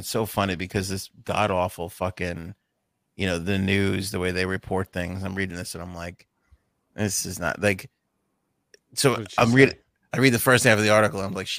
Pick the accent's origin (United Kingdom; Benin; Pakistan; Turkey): United Kingdom; Where are you from? British. End of conversation. That's it.